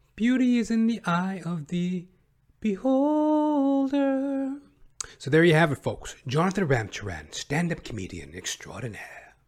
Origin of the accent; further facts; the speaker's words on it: Western Canada, Canada; accent: Western Canadian; I come from Western Canada. This is my speaking voice. you know, I'm obviously a black man, but my regional dialect is of a Western Canadian.